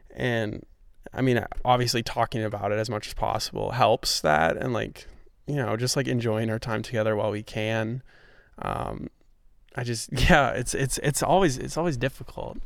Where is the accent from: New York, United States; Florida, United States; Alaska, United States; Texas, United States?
New York, United States; also born or lived in Grinnell, Iowa; now in Iowa, United States; I'm from New York